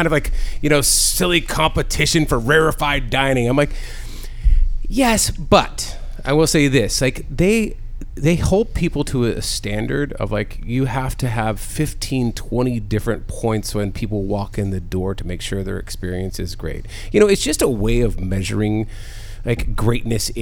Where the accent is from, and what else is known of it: San Diego, California, United States; born or raised there